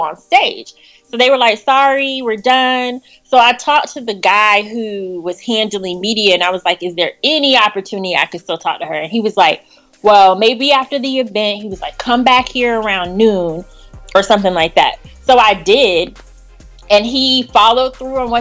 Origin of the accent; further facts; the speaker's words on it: Florida, United States; moved away as an adult; now in Washington, D.C., United States; I'm originally from Florida